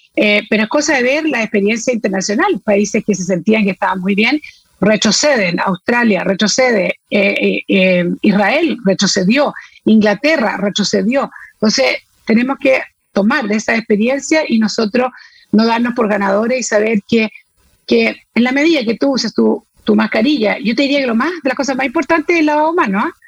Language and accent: Spanish; Chile; como chileno